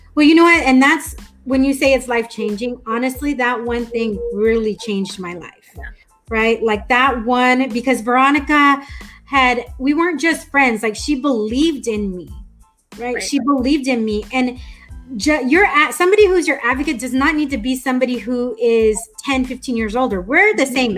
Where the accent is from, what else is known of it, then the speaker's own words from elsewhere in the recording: Escondido, California, United States; also born or lived in Albuquerque, New Mexico; I grew up in Escondido